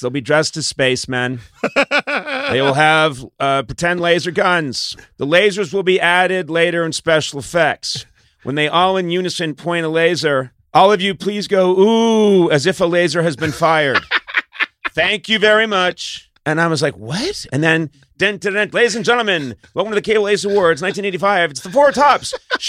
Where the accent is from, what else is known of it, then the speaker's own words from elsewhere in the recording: Boston, Massachusetts, United States; I'm 22. I'm from Boston by way of Ireland and Lebanon, and I'm excited.